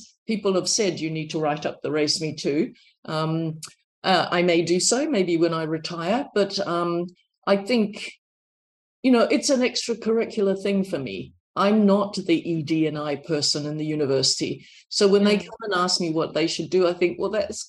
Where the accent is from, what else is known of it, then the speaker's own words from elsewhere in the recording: New Zealand; accent: New Zealand; moved away; I said, I'm from New Zealand. You know, my accent is very New Zealand